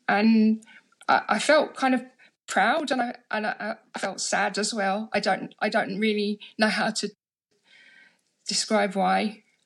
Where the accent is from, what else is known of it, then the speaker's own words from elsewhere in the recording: London, United Kingdom; I grew up in London. I come from Harlesden